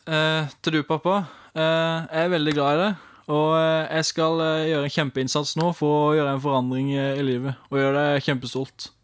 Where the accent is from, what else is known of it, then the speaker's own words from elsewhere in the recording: Arendal, Agder, Norway; jeg kommer fra nabobyen rett ved sida, Arendal